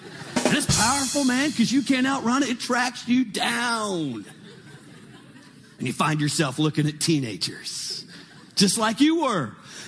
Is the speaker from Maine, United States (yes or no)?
no; California, United States; I was born and raised in Northern California, and I was a good child, grew up in a Christian home.